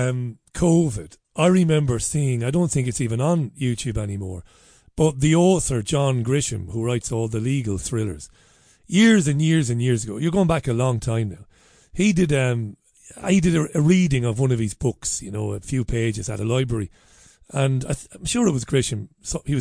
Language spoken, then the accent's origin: English; Ireland; me being an Irish guy